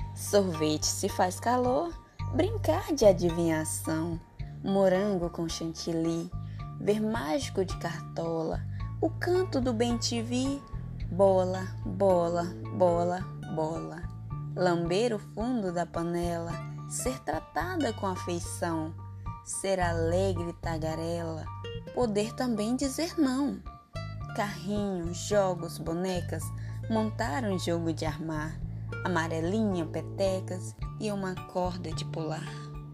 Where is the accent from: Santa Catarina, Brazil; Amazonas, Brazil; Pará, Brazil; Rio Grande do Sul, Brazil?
Pará, Brazil; São Félix do Xingu; sou de São Félix do Xingu Pará